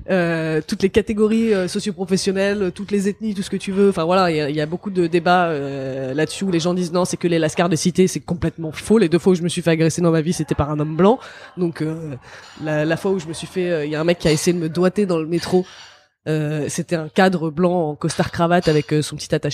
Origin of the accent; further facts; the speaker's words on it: Kabylie, Algeria; Déjà, je suis kabyle, je suis pas arabe.